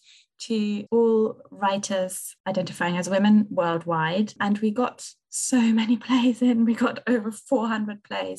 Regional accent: Merton, London, United Kingdom; from Mertan

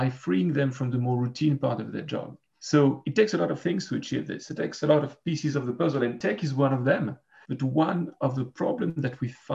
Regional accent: Geneva, Switzerland; I'm a lawyer from Geneva, Switzerland.

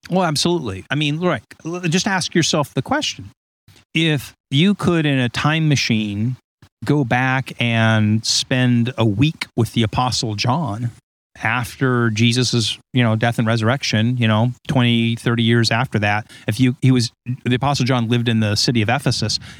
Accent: Huntington Beach, California, United States; my accent was shaped by growing up and being, you know, like a surfer in Huntington Beach, which I I right. point out to Ed.

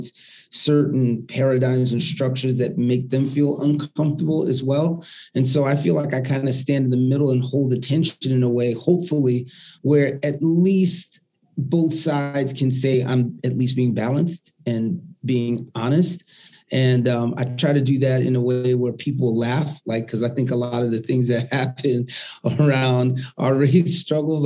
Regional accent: New York City, New York, United States; I grew up in the Northeast Bronx

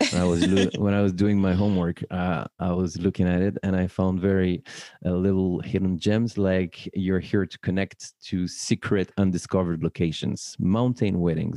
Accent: Paris, Île-de-France, France; born or raised there

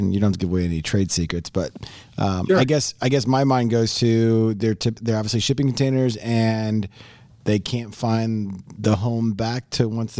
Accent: Midwest, United States; we're from the Midwest.

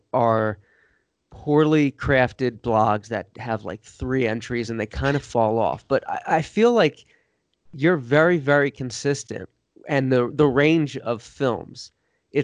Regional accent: Doylestown, Pennsylvania, United States; I grew up in Doylestown, Pennsylvania, where they filmed the movie Signs

